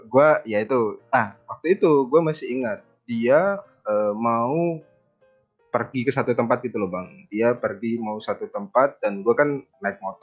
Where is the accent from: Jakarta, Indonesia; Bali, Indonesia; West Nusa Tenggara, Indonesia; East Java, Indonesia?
East Java, Indonesia; Banyuwangi; gua di sekitaran Banyuwangi lah.